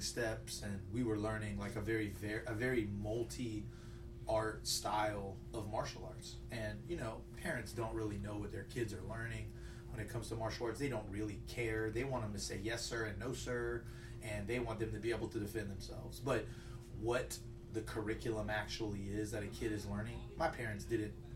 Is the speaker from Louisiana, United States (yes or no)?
yes; Lafayette, Louisiana, United States; originally from Lafayette. I grew up on the north side, and uh, rough neighborhood.